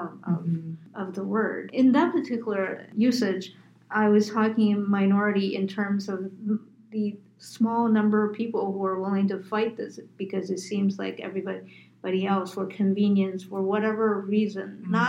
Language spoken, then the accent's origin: English; United States; I'm Asian American